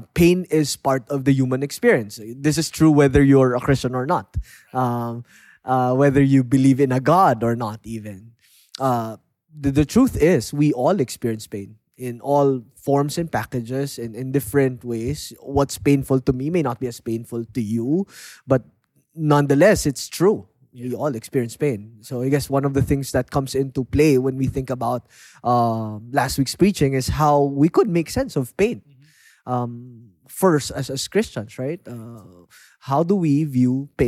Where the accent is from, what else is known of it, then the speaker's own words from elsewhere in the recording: Lemery, Calabarzon, Philippines; moved away as an adult; now in Metro Manila, Philippines; I grew up in Lemery